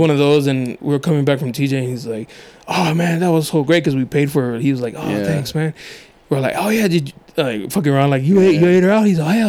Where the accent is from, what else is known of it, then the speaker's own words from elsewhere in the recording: National City, California, United States; when I was younger, I grew up in National City